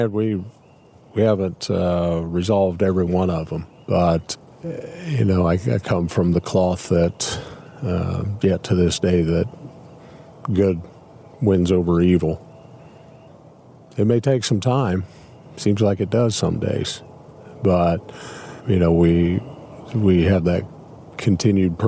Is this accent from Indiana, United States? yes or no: yes; Clinton County, Indiana, United States; moved away as an adult; now in Carroll County, United States; Actually, I grew up in Clinton County, the next county south of us here